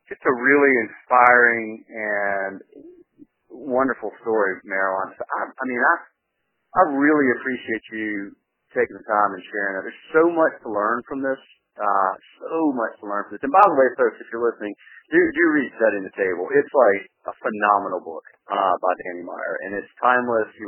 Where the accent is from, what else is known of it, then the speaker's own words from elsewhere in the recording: North Carolina, United States; i grew up in North Carolina